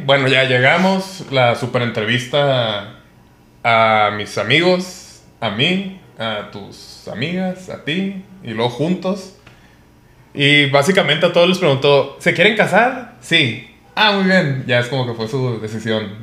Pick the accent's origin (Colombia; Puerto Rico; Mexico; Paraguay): Mexico; Colima; now in Mexico City, Mexico; yo nací en Colima